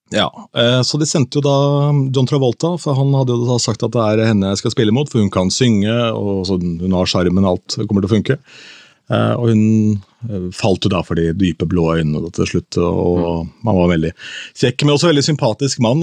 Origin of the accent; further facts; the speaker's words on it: Askim, Østfold, Norway; moved away; bowlinghallen hjemme i Askim